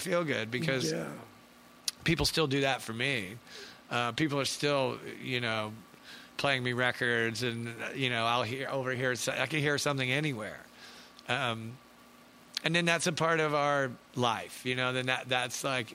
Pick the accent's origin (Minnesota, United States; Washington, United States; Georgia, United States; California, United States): Georgia, United States; Atlanta; growing up in Atlanta, you go to Wax and Facts or Wux Tree